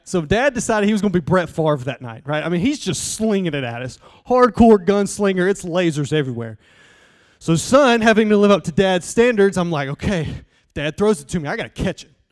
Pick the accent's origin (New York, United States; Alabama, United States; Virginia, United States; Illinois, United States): Alabama, United States; Southeast; I'm from Southeast Alabama.